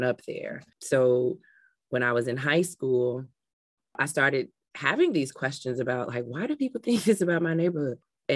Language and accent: English; Chicago, Illinois, United States; I had a beautiful childhood growing up in Englewood